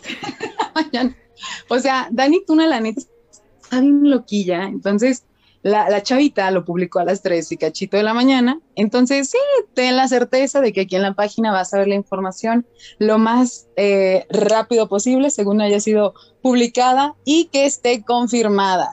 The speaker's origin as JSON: {"language": "Spanish", "country": "Mexico", "said": "Yo también soy mexicana"}